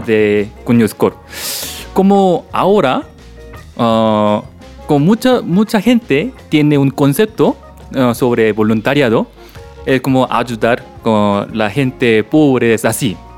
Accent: South Korea; Spanish is a second language; moved away as an adult; also born or lived in Ecuador; now in Bogotá, Colombia; soy de Corea

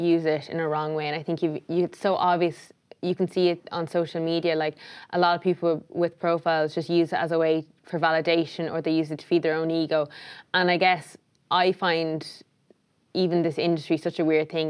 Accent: Tipperary, Munster, Ireland; moved away as an adult; also born or lived in New York; I grew up in Tipperary

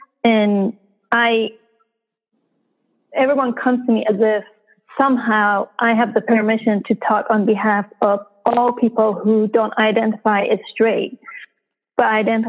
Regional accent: Iran; now in United States; You know, growing up in Iran, when you watch the news, the news included news about Iran, about Europe, about the United States, about, you know, it was very inclusive.

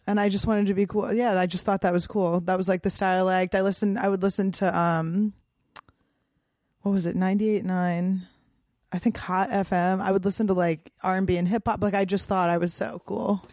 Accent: Cheltenham, Pennsylvania, United States; moved away; also born or lived in Santa Fe; I grew up in the suburbs in Cheltenham

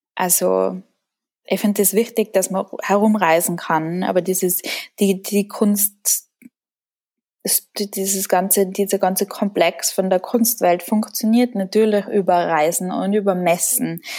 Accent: Tyrol, Austria; ich komme aus Tirol. Das hört man auch in meiner Sprache.

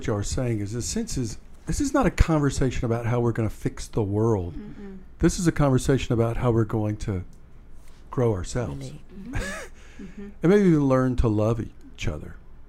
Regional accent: Deep South, United States; And so for me, I am from the Deep South, and there's a lot in that that I don't like.

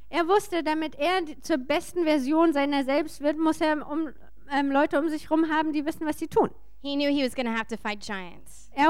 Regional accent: Texas, United States; German is a second language; Ich komme aus der Nation Texas, naja, dem äh, Bundesstaat Texas. Okay, well, that's what Texans like to think. We have our own nation.

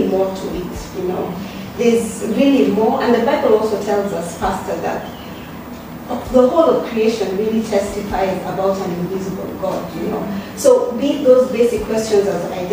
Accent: South Sudan; now in Rome, Italy; I'm from South Sudan

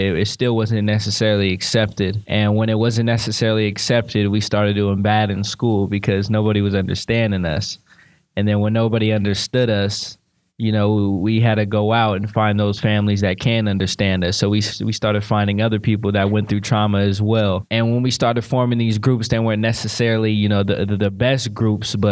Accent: Sacramento, California, United States; I'm from South Sacramento, Valley High, Shortway Drive

